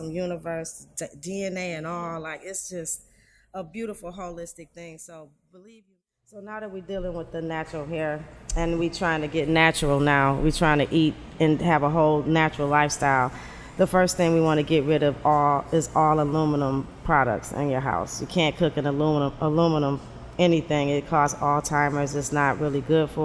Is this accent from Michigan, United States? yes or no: yes; Detroit, Michigan, United States; I'm born and raised in Detroit.